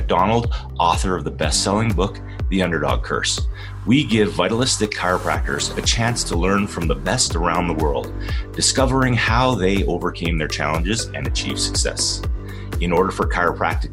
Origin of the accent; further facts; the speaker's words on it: Canada; I get to be in my home country